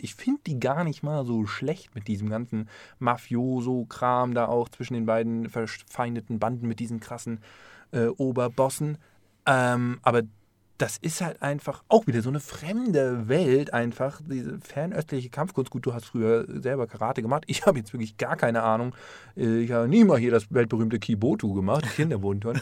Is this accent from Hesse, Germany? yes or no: yes; Offenbach am Main, Hesse, Germany; moved away; ich komme aus Offenbach